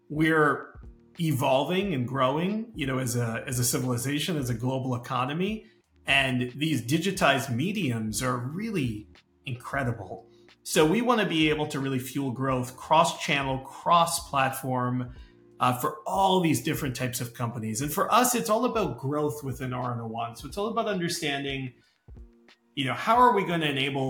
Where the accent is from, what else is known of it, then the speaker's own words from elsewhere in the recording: Chicago, Illinois, United States; I grew up in Chicago, Chicago in the US